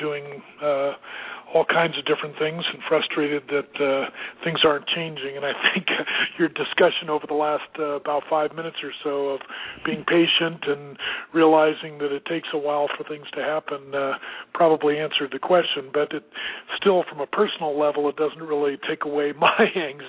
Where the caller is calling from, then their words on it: Colorado, United States; And calling from Colorado.